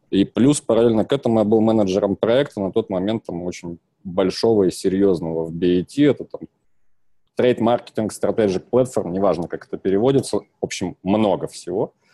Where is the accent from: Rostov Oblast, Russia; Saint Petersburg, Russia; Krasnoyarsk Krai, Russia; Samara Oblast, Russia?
Krasnoyarsk Krai, Russia; Krasnoyarsk; Я сам из Красноярска.